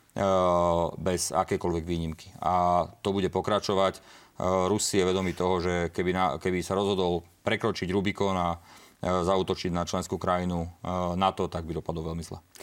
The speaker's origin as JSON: {"language": "Slovak", "country": "Slovakia", "said": "v našej krajine, na Slovensku"}